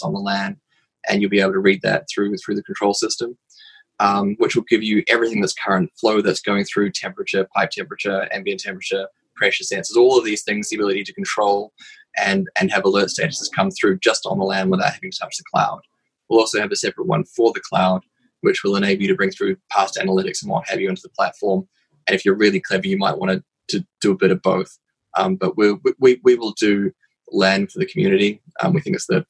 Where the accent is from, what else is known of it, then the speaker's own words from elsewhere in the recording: New Zealand; moved away as an adult; now in United Kingdom; for someone who lives in the UK, I have a funny accent. It's because I'm actually a Kiwi originally.